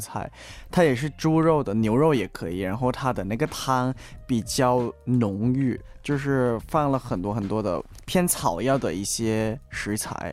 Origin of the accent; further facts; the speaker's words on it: Thailand; 在我们泰国人之间就是特别火